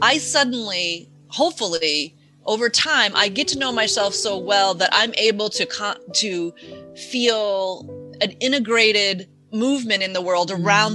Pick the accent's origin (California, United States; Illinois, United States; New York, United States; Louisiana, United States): Illinois, United States; near Chicago; I grew up near Chicago